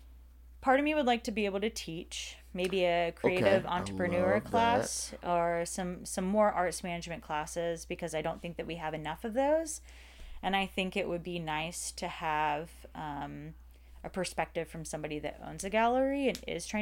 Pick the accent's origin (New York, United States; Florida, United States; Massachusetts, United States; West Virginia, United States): Florida, United States; Pensacola; And most likely I would like to have that second location in Pensacola, Florida, my hometown.